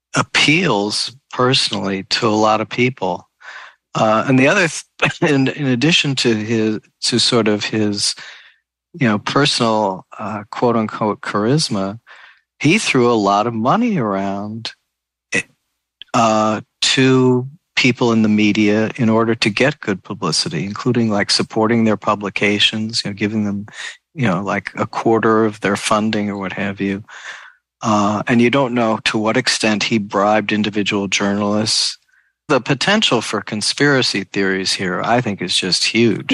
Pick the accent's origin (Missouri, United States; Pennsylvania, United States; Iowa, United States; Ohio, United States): Missouri, United States; St. Louis; I was actually born in St. Louis.